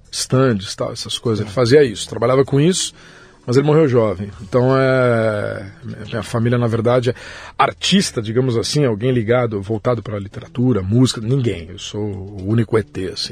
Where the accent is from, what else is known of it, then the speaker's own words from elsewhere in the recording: Guarulhos, São Paulo, Brazil; eu nasci em São Paulo, mas nunca morei em São Paulo. Eu uhum. moro em Guarulhos desde o meu nascimento